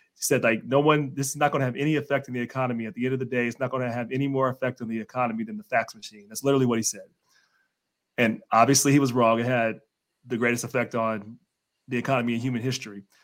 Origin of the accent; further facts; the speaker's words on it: Cincinnati, Ohio, United States; I'm from Cincinnati